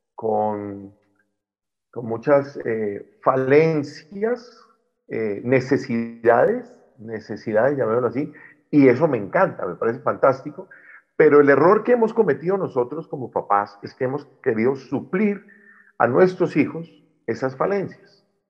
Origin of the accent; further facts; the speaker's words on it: Popayán, Cauca, Colombia; de donde soy yo, soy de Popayán, departamento del Cauca, suroccidente de Colombia